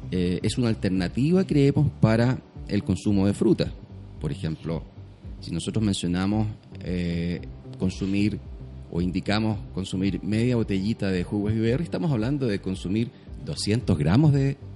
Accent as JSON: {"language": "Spanish", "region": "southern Chile", "country": "Chile", "tie": "born or raised there"}